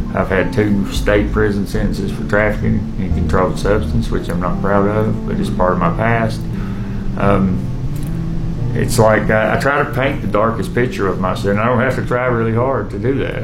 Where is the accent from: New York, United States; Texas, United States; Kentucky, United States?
Kentucky, United States; Hazard; I'm from Hazard. I uh, was born and raised in Hazard